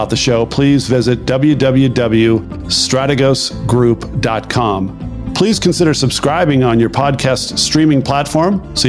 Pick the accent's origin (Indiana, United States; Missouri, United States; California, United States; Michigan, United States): California, United States; I have people that can't believe I'm from California because I've been in Washington DC area so long.